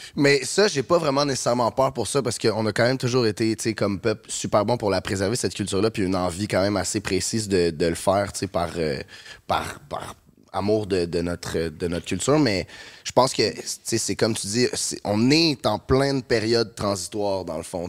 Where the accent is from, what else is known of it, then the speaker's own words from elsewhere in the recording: Saint-Bruno-de-Montarville, Quebec, Canada; je, je viens de Saint-Bruno, puis euh, j'habitais pas à Montréal